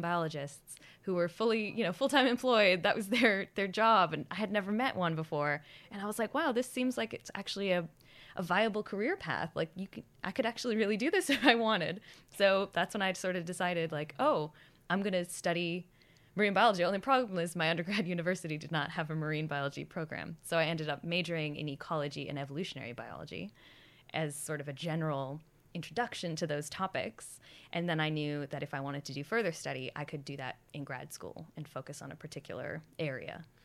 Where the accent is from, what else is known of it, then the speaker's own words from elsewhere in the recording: Boston, Massachusetts, United States; moved away as an adult; also born or lived in Townsville, Australia; now in Australia; I'm originally from Boston